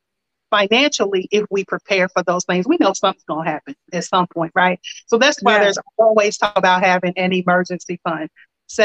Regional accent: Lexington, Kentucky, United States; I'm originally from Lexington, Kentucky

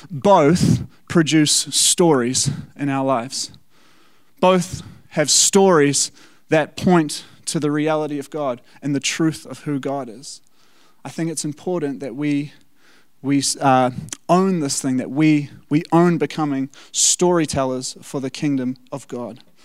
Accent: South Africa; now in New Zealand; as a South African

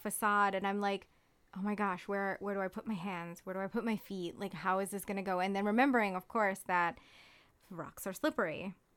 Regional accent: Hawaii, United States; now in Ithaca, United States; I grew up in Hawaii

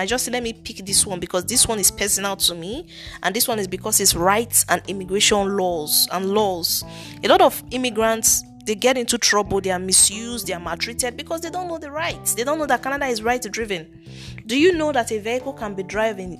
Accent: Nigeria; accent: thick Nigerian; I have a thick Nigerian accent

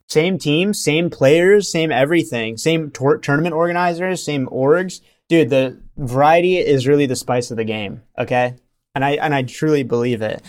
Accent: India; moved away; I was born in India

